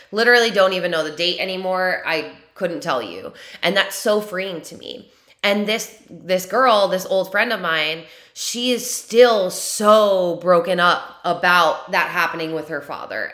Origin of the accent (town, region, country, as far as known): New York, United States; born or raised there